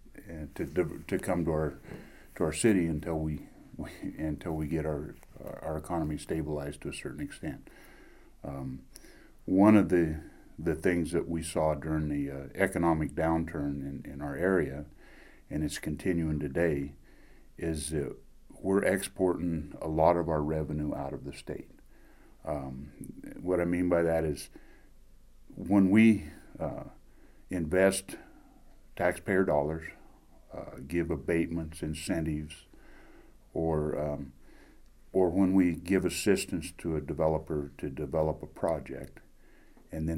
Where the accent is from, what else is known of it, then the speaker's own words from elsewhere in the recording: Elko County, Nevada, United States; also born or lived in Reno, Nevada; I was born in Nevada. I'm native Nevadan, born in Elko County.